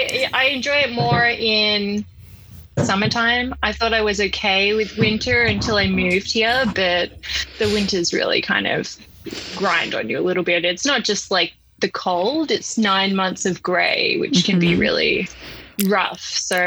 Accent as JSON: {"language": "English", "town": "Melbourne", "region": "Victoria", "country": "Australia", "also_born_or_lived": "South Africa / Taiwan", "lives_now": "Seattle, United States", "said": "Well, I'm originally from Melbourne, Australia, and I've been living in the never sunny Seattle for about 5 years now."}